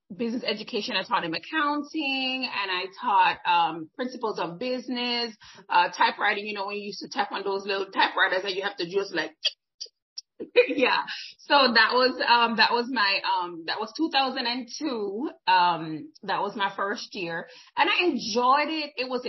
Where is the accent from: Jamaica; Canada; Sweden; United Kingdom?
Jamaica; moved away as an adult; now in United States; I'm originally from Jamaica